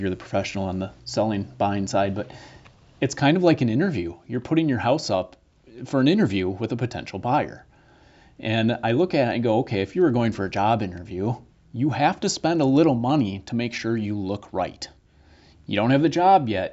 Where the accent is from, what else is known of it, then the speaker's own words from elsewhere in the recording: Green Bay, Wisconsin, United States; moved away as an adult; now in Milwaukee, United States; I grew up in Green Bay, moved to Milwaukee in 2004